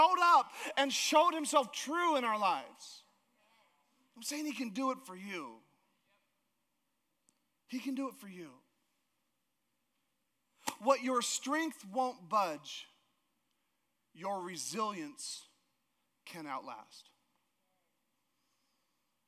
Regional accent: Alaska, United States; moved away; I grew up in Alaska

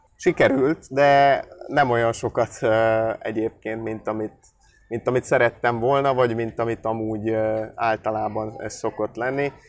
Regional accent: Budapest, Hungary; moved away as an adult; now in Debrecen, Hungary; ugye én amúgy budapesti vagyok, és az egy jó nagy város.

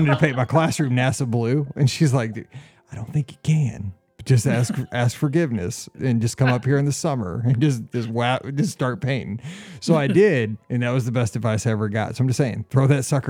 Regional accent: Missouri, United States; moved away; I'm from Missouri

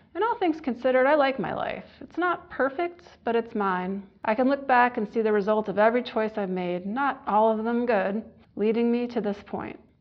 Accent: Michigan, United States; moved away; I haven't lived in Michigan for many years, but I'll always consider it my home state.

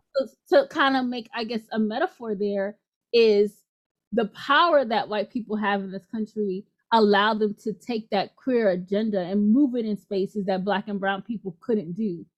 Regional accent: New York City, New York, United States; moved away; also born or lived in Louisiana; I grew up in the Bronx

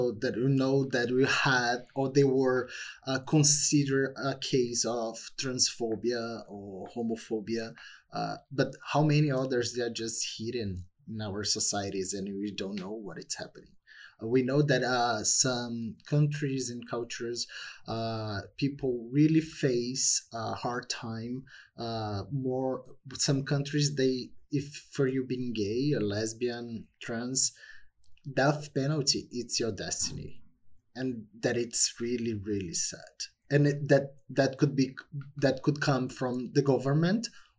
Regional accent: Brazil; English is a second language; moved away; growing up in Brazil

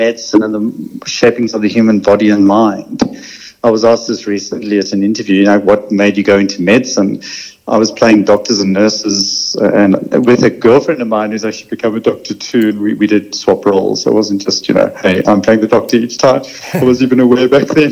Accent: South Africa; also born or lived in London; now in Australia; I grew up in South Africa

